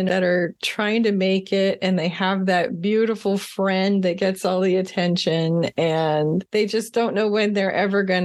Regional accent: Florida, United States; I grew up in Florida

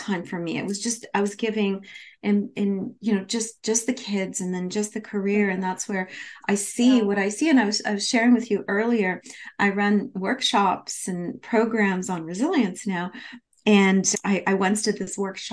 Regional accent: Canada; I'm from Canada, so at the University of Toronto at the School of Management there

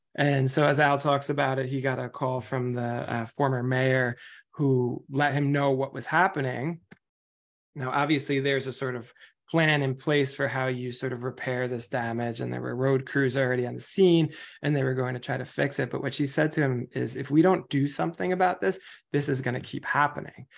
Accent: New York, United States; I'm from New York

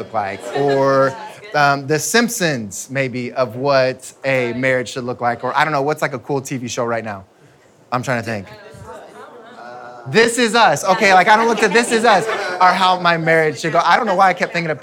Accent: United States; I'm American

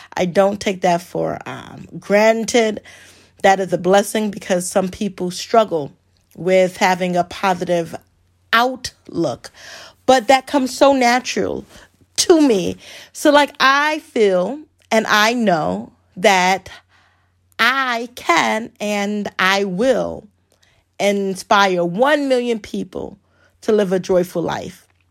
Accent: New York City, New York, United States; moved away as an adult; also born or lived in Richmond, Virginia; growing up in the Bronx

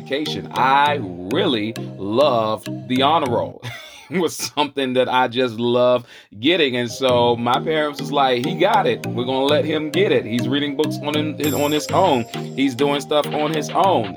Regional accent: Charlotte, North Carolina, United States; accent: Southern; I'm bringing joy from the South. Most importantly, the QC, the Queen City, Charlotte, North Carolina

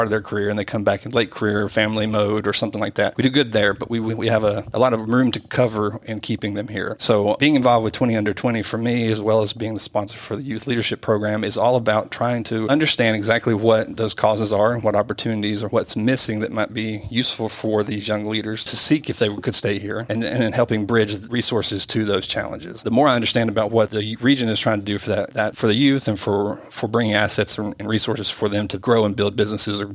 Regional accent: Northeast Tennessee, United States; I'm an entrepreneur from Northeast Tennessee

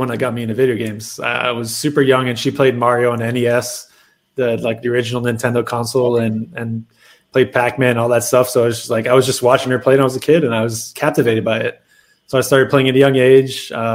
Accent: Canada; moved away as an adult; also born or lived in Montreal; now in Dallas, United States; I'm Canadian

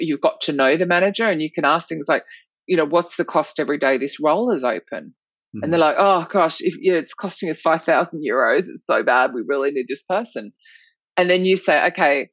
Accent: Australia; accent: Australian; my Australian accent

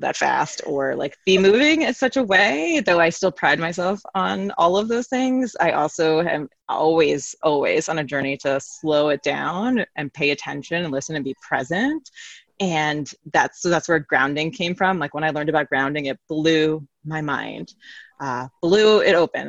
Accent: New York City, New York, United States; now in Connecticut, United States; I'm from New York City

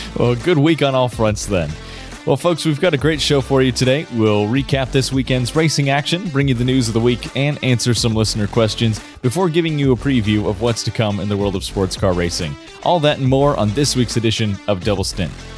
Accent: United States; as an American myself

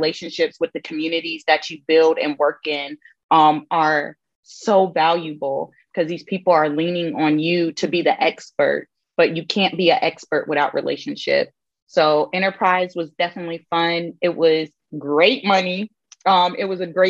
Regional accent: Hinesville, Georgia, United States; I am from Georgia, just South Georgia. I'm from Hinesville, Georgia

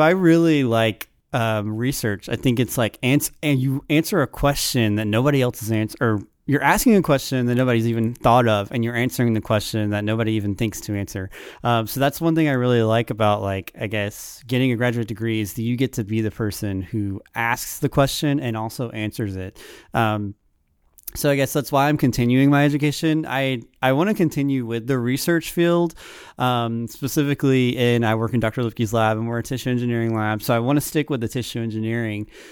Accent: Saraland, Alabama, United States; moved away as an adult; now in Auburn, United States; I'm from Sareland

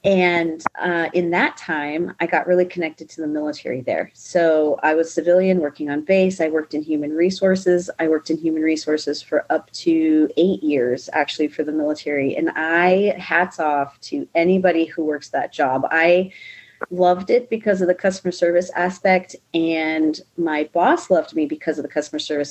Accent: Big Timber, Montana, United States; moved away as an adult; also born or lived in Alaska; a little dot called Big Timber, Montana, and I have five biological brothers and one stepbrother. And so I grew up in Montana

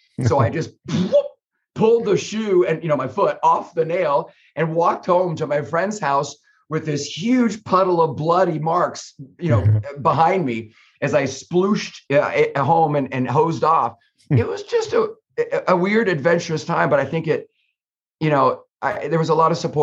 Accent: Northern California, United States; I grew up in Northern California along the coast

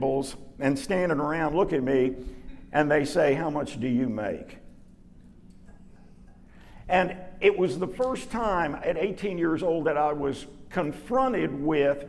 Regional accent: Dallas, Texas, United States; I was raised in Lockwood, you know, North Dallas, white kid

